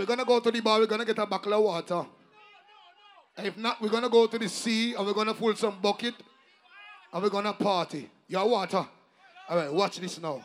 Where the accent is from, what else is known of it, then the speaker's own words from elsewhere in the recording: Jamaica; I am from Moby